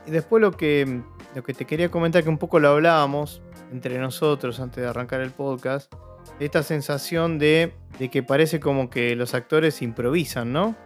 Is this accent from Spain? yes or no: no; Argentina; nosotros que somos argentinos